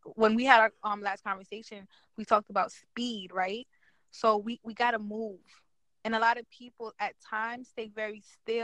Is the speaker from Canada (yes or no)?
no; Haiti; now in New York, United States; I'm from Haiti. I live in New York.